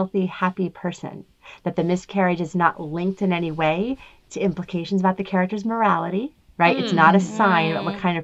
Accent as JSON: {"language": "English", "region": "New Jersey", "country": "United States", "said": "I am old and I am from New Jersey"}